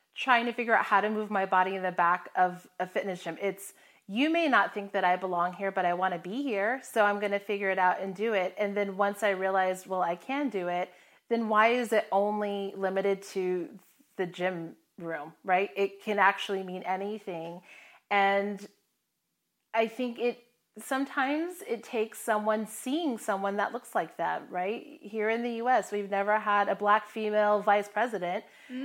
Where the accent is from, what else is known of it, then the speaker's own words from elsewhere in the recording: Hawaii, United States; I mean, I'm from Hawaii, and so it's in my blood.